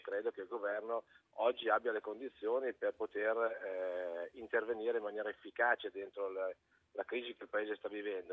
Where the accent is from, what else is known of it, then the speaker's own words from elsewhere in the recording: Lombardy, Italy; io ci vivo nel nord perché sono lombardo